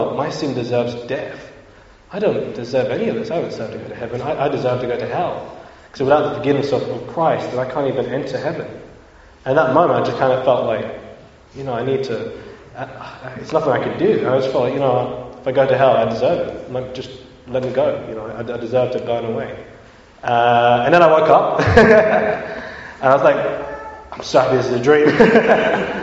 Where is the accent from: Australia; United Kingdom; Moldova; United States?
United Kingdom; London; also born or lived in Bristol; now in Birmingham, United Kingdom; My parents moved back to London, and I grew up in London